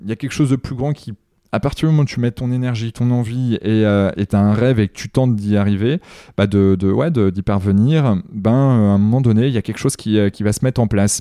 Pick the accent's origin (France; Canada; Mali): France; Carentoir, Brittany; Carantoir, là où Ubisoft a été créé, et c'est là où je suis originaire